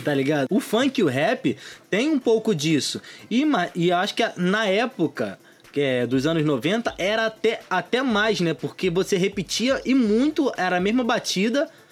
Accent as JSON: {"language": "Portuguese", "town": "São Gonçalo", "region": "Rio de Janeiro", "country": "Brazil", "also_born_or_lived": "Morro do Pinto, Rio de Janeiro", "moved": "yes", "lives_now": "Rio de Janeiro, Brazil", "said": "Eu sou de São Gonçalo"}